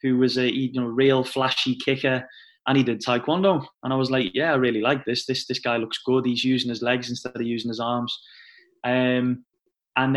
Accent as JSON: {"language": "English", "town": "Liverpool", "region": "North West England", "country": "United Kingdom", "said": "I come from Liverpool, and obviously Liverpool's quite a big sporting city"}